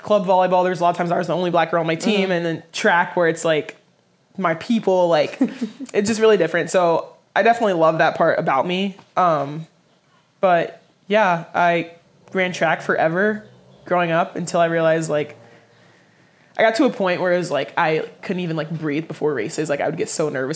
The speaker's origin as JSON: {"language": "English", "town": "Dallas", "region": "Texas", "country": "United States", "tie": "born or raised there", "also_born_or_lived": "Austin, Texas", "said": "I was born in Austin, Texas, grew up in Dallas"}